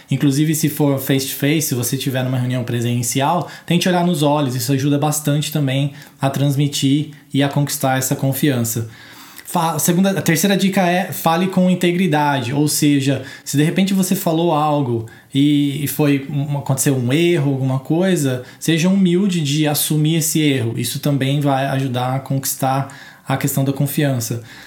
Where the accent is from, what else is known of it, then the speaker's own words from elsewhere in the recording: Brazil; a gente é brasileiro